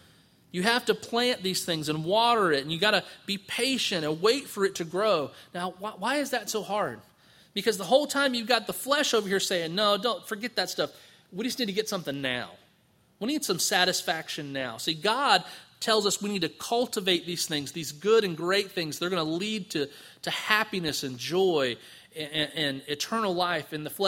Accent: Palatka, Florida, United States; And I grew up in Palatka and I thought I was aggravated in traffic down there

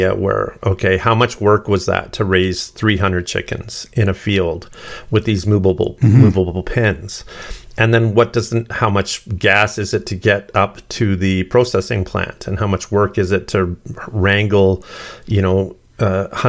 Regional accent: Sturgeon County, Alberta, Canada; I grew up in Sturgeon County, which is just north of Edmonton

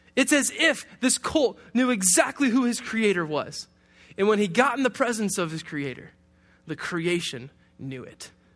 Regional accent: Detroit, Michigan, United States; I, I grew up in Detroit

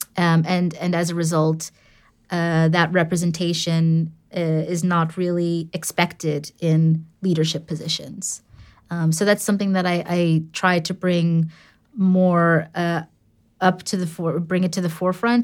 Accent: New York City, New York, United States; first language English; moved away as an adult; also born or lived in London; now in Amsterdam, Netherlands; born and raised in New York City

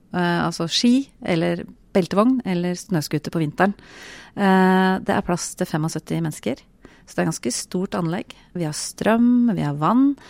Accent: Buskerud, Norway; Eh, jeg kom jo ikke fra Telemark. Jeg kom fra Buskerud

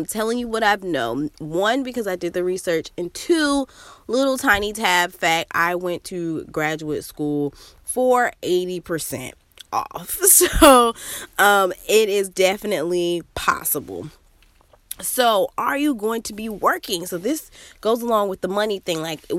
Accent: South Carolina, United States; now in South Florida, United States; I'm from South Carolina and I moved to South Florida for graduate school.

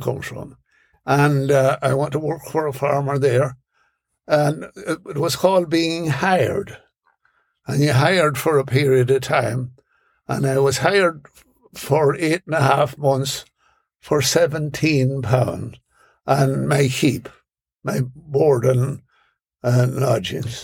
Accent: Ireland; born or raised there; now in New York City, United States

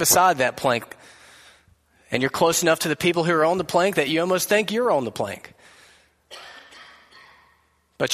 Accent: United States; as American people

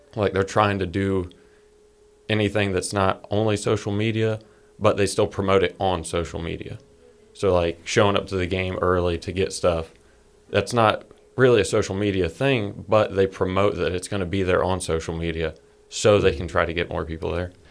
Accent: Georgia, United States; we're from Georgia

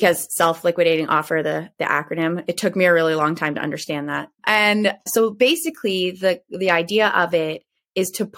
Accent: Ontario, Canada; I'm in Ontario, Canada. So I'm a Canadian

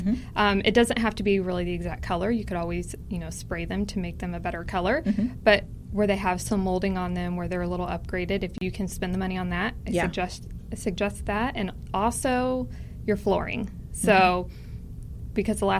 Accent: Tulsa, Oklahoma, United States; Tulsa, Oklahoma.

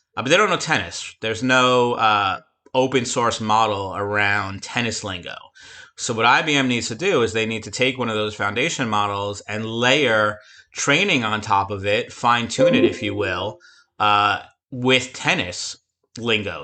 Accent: near Flushing, Queens, New York, United States; Flushing, Queens, not too far from my hometown

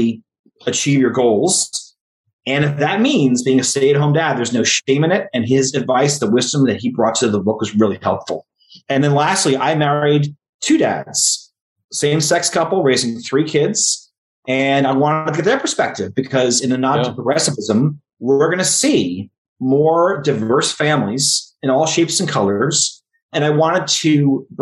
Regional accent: New Jersey, United States; I was raised in North Jersey, and now I live 5 miles from where I was raised

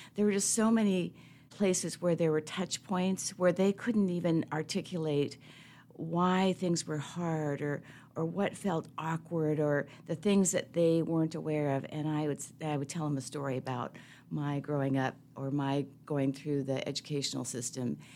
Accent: Seattle, Washington, United States; I'm a city kid, so I grew up in Seattle between Saint James Cathedral and Harborview Medical Center.

